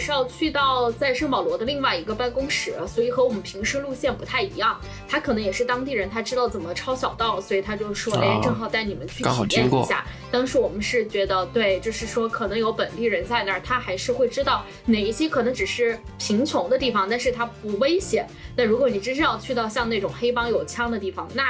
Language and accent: Chinese; China; 一个墨西哥小哥，一个我中国人